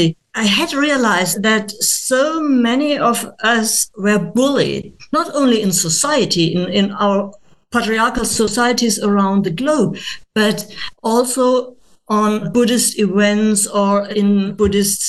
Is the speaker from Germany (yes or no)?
yes; Germany; English is a second language; I'm not an English speaking person. I'm a German.